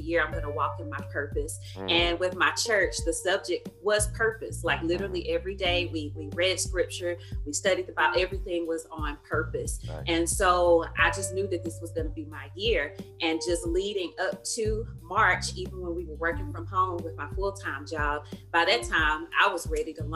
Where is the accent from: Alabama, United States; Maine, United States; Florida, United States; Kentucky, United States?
Alabama, United States; Florence; now in Dallas, United States; born and raised in Florence, Alabama, currently living in Dallas, Texas